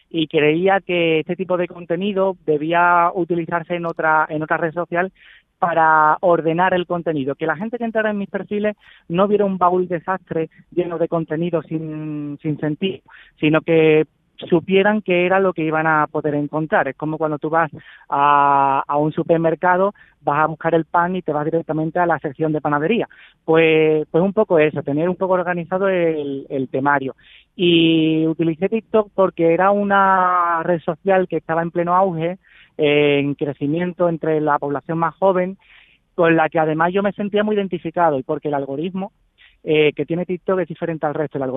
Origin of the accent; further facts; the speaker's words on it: Chiclana, Andalusia, Spain; una vecina de aquí de Chiclana, de donde soy